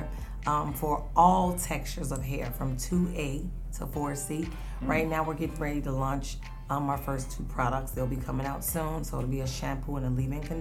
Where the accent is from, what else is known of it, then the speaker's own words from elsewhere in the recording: Chicago, Illinois, United States; I'm from Chicago.